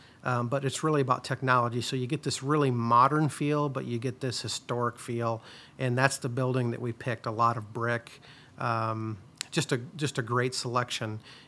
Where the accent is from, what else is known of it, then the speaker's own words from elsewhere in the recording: Independence, Iowa, United States; You know, me growing up in Independence, you know, rural Iowa, if I would have had an opportunity like this, you know, I would have jumped on it.